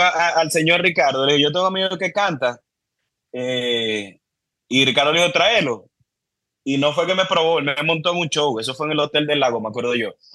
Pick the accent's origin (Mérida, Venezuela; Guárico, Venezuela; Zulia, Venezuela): Zulia, Venezuela; Cabimas; moved away as an adult; also born or lived in Maracaibo, Venezuela; now in Dominican Republic; yo, nací en Maracaibo, y viví en Maracaibo hasta los cinco años y de Maracaibo me fui para Cabimas.